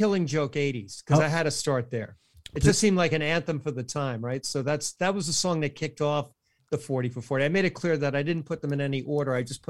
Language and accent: English; New York City, New York, United States; now in Long Island, United States; I was born in Brooklyn and I live on Long Island.